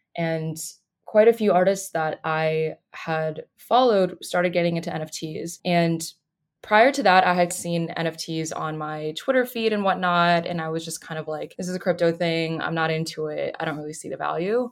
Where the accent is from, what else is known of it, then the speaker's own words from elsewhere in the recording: Boulder, Colorado, United States; moved away as an adult; now in Durham, United States; I'm originally from Boulder, Colorado, but in North Carolina to finish school